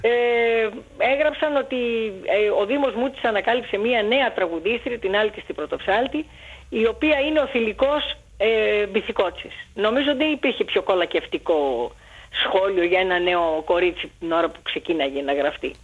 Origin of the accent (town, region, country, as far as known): Athens, Attica, Greece; born or raised there; also born or lived in Alexandria, Egypt